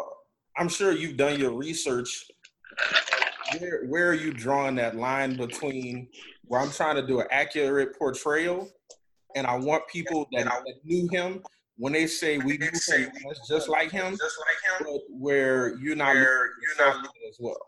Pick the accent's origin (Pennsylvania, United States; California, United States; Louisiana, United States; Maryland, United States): Louisiana, United States; New Orleans; all of us being from the South, being from Louisiana, you know, mm-hmm, growing up in New Orleans